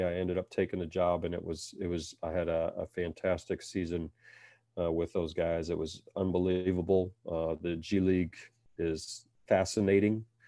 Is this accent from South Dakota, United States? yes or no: no; Cedar Falls, Iowa, United States; I was born and raised in Cedar Falls, Iowa